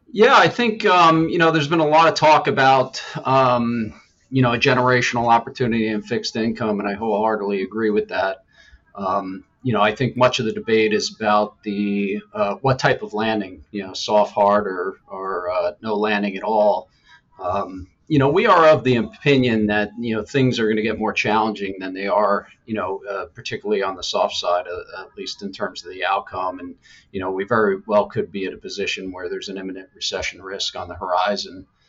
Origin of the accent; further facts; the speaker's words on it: Killington, Vermont, United States; I grew up in Killington, Vermont